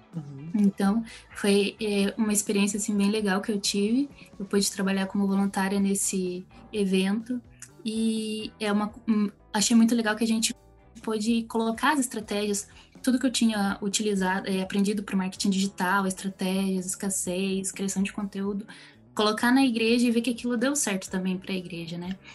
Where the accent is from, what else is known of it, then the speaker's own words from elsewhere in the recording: Curitiba, Paraná, Brazil; E eu sou aqui de Curitiba